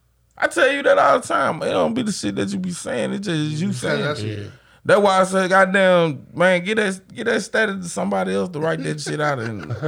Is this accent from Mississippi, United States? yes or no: yes; Grenada, Mississippi, United States; also born or lived in Gore Springs, Mississippi; I'm from Gulf Spring. I know, nigga. But I wasn't born. I came from the mud of Grenada East Side.